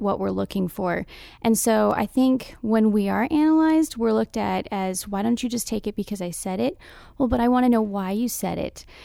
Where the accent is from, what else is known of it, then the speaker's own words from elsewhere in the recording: Tucson, Arizona, United States; moved away; I'm from Tucson, Arizona.